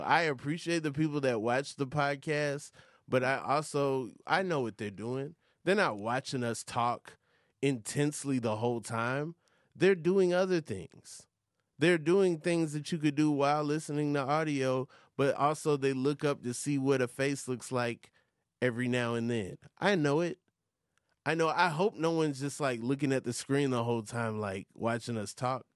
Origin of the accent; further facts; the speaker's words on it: Atlanta, Georgia, United States; I am from Atlanta